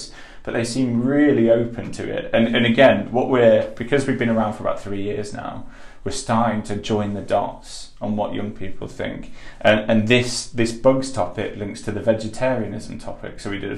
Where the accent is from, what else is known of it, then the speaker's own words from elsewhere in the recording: Yorkshire and the Humber, United Kingdom; I'm from Yorkshire